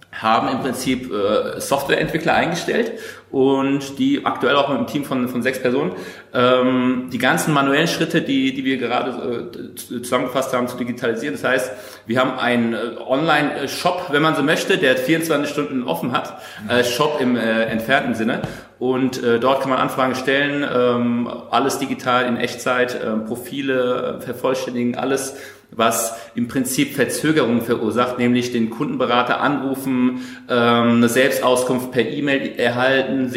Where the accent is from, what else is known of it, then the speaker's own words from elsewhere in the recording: Bavaria, Germany; born there; Äh, ich bin offiziell Bayer, äh, in, in Bayern geboren.